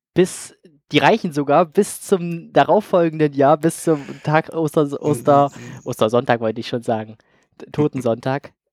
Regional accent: Saxony-Anhalt, Germany; bei uns in Sachsen-Anhalt.

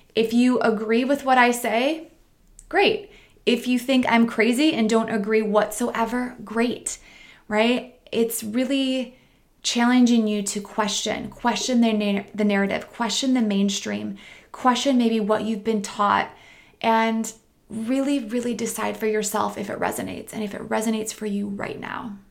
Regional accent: Midwest, United States; moved away; I'm from the Midwest.

